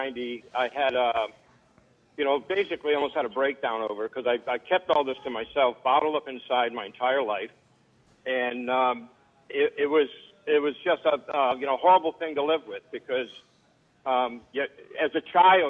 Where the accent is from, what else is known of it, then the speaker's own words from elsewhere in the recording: Rhode Island, United States; I grew up in Rhode Island.